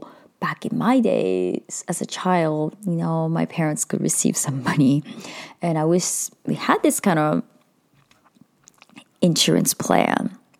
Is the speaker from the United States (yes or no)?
no; Japan; Some of you might know I am Indian, but I was born in Japan as a third culture kid. So I was highly bullied throughout my childhood.